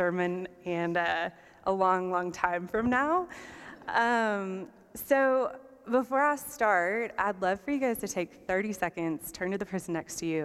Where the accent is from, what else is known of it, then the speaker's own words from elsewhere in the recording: South Carolina, United States; accent: Southern; moved away as an adult; also born or lived in Canada / England / Hong Kong; I'm from South Carolina, home of the Clemson Tigers